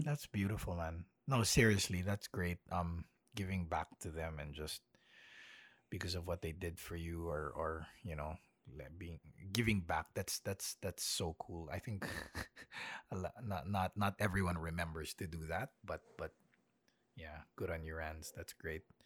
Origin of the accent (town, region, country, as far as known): Manila, Metro Manila, Philippines; born or raised there; moved away as an adult; also born or lived in United States; now in Melbourne, Australia